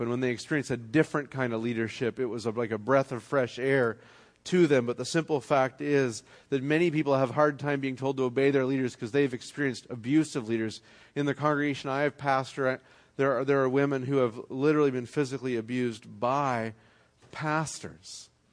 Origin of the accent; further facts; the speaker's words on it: Canada; moved away; I'm from Canada